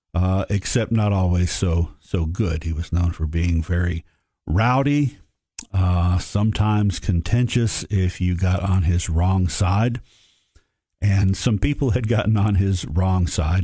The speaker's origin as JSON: {"language": "English", "town": "Sparta", "region": "Tennessee", "country": "United States", "tie": "born or raised there", "said": "when I was growing up in Sparta, I was born in nineteen sixty-eight"}